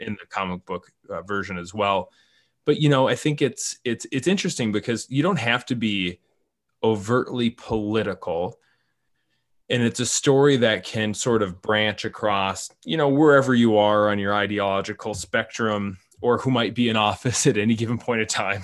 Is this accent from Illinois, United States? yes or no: no; Minnesota, United States; I'm the Minnesotan